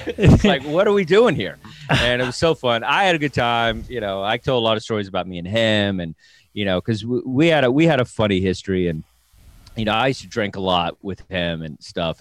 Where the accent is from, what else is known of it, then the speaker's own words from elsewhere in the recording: Texas, United States; I'm from Texas